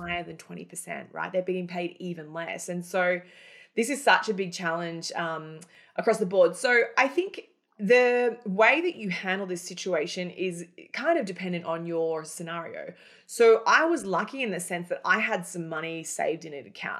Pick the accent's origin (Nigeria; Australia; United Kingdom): Australia; moved away as an adult; also born or lived in Cairns, Australia; now in Manhattan, United States; Australia, where I'm originally from. I live in Manhattan now, but I'm, I'm an Aussie originally before I migrated to America